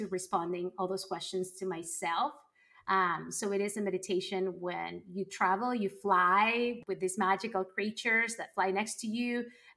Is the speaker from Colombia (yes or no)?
yes; Colombia; moved away; growing up in Colombia